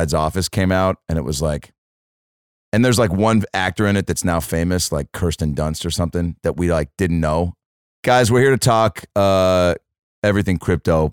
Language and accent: English; Seattle, Washington, United States; moved away; my hometown